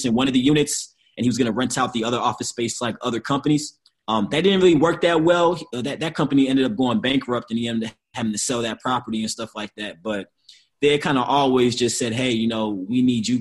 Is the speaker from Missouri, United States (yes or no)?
yes; St. Louis, Missouri, United States; also born or lived in Chicago, Illinois; I was born and raised in St. Louis, Missouri. Grew up between St. Louis and Chicago.